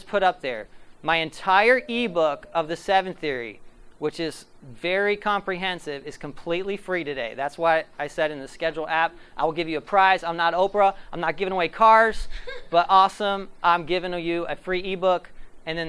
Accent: Ohio, United States; Ohio is my hometown.

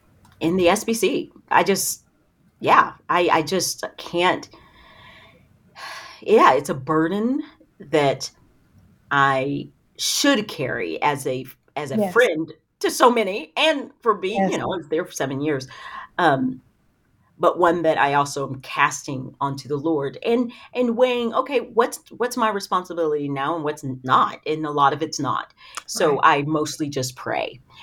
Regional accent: the South, United States; But I grew up in the South.

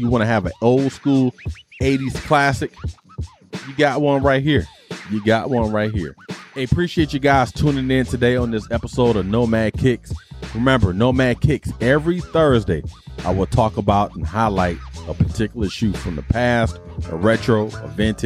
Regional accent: Detroit, Michigan, United States; growing up in Detroit, the west side of Detroit

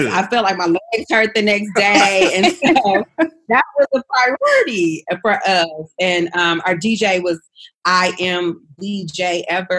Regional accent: Flint, Michigan, United States; now in Atlanta, United States; we're both from Flint, Michigan

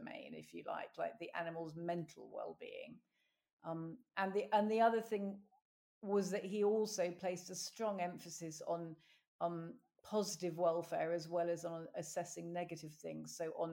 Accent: London, United Kingdom; moved away; I was brought up in South London

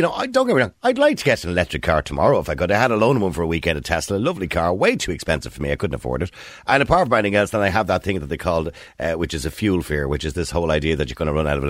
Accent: Dublin, Leinster, Ireland; the concrete wall houses where I was raised in Edenmore and in corporation houses

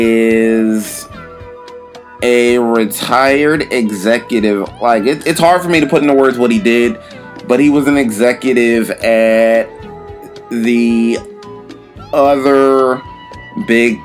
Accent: New York City, New York, United States; moved away as an adult; also born or lived in Florida / Philadelphia; now in Los Angeles, United States; I was born in New York, lived in New York until age 18

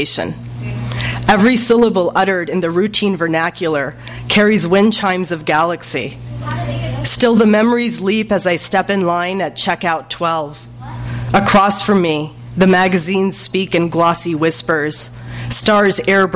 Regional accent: Los Angeles, California, United States; also born or lived in Pakistan; a Pakistani-American growing up in Los Angeles between two cultures

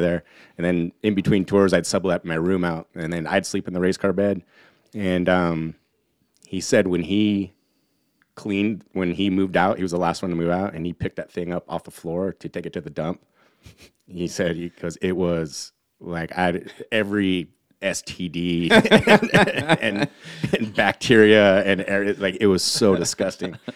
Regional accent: Humboldt County, Northern California, United States; moved away; also born or lived in Sonoma County; where I'm from in Humboldt County, everyone has that accent

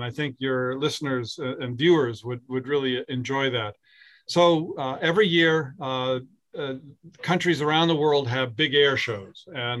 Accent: Lakes Region, New Hampshire, United States; also born or lived in Bow, New Hampshire; I grew up in the Lakes region. I'm a product of New Hampshire public schools, I used to say, in my political campaigns. But I now live in Bow, where I have lived for the past 33 years

